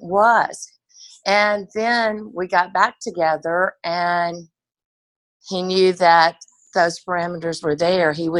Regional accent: Nashville, Tennessee, United States; I grew up in Nashville, but I grew up coming to Pensacola Beach

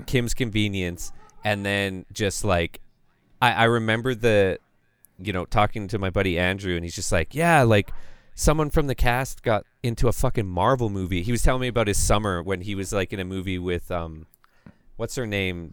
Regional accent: Calgary, Alberta, Canada; I'm from Calgary

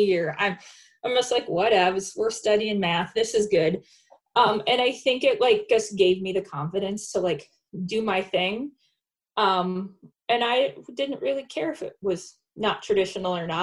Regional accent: Faribault, Minnesota, United States; I am Minnesota born and bred. I grew up in Faribault, Minnesota in a small town.

